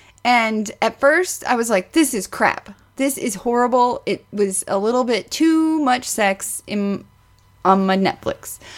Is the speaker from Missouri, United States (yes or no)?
yes; Ozark, Missouri, United States; Like, that's the town I'm from. Not the Ozarks. I'm from Ozark, Missouri, which is outside of, like the Lake of the Ozarks.